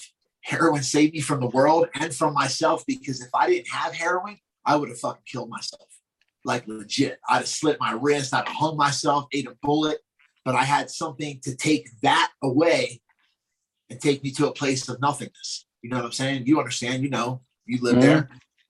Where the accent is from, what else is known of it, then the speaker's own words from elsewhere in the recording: Glassboro, New Jersey, United States; I'm from Glassboro, New Jersey, bro, South Jersey